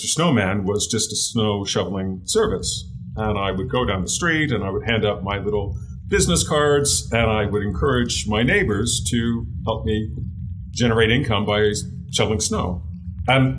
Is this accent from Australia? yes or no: no; Canada; also born or lived in United Kingdom / Hamilton, Ontario / Ottawa, Ontario; now in Western Canada, Canada; I was born in the UK, came to Canada when I was fairly young. I grew up in Canada.